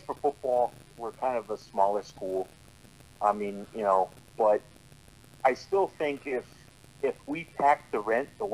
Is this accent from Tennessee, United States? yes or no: no; Connecticut, United States; growing up in Connecticut